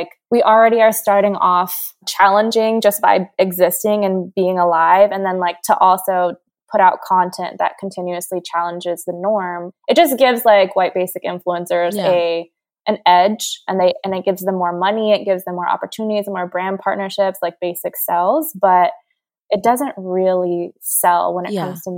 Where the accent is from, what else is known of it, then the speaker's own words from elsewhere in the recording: Hawaii, United States; I'm half Korean, but I grew up in Hawaii